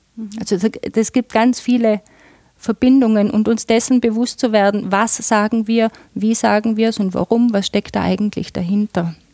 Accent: Tyrol, Austria; bei uns in Tirol

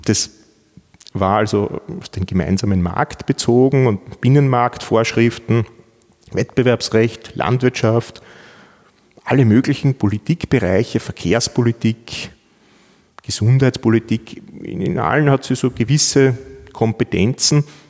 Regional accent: Vienna, Austria; moved away as an adult; now in Innsbruck, Austria; ich bin Wiener. Ich, ich komme aus Wien ähm, bin dort zur Schule gegangen

